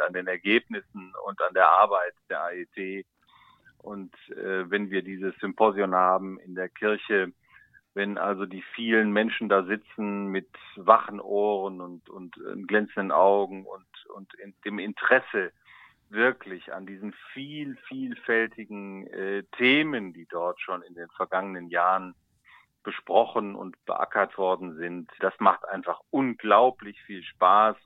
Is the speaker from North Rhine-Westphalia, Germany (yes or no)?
yes; Moers, North Rhine-Westphalia, Germany; hier in Mörs bei mir in meiner Heimatgemeinde